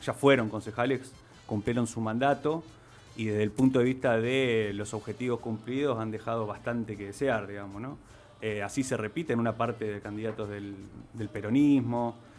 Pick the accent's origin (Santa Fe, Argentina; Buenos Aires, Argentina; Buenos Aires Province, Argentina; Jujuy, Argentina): Santa Fe, Argentina; Ciudadela; Yo nací en Ciudadela, te diría, precisamente en barrio Esneida, Ajá. Ahí crecí hasta los 13 años